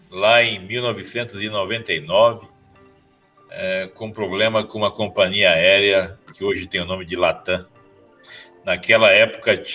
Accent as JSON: {"language": "Portuguese", "town": "Campo Grande", "region": "Mato Grosso do Sul", "country": "Brazil", "said": "Eu sou de Campo Grande, no Mato Grosso do Sul. Estava vindo para São Paulo para participar de um projeto na internet e perdi o voo"}